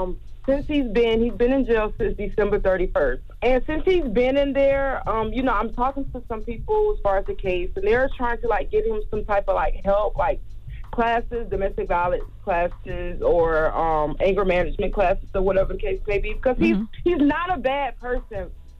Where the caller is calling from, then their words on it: South Carolina, United States; I'm calling from South Carolina.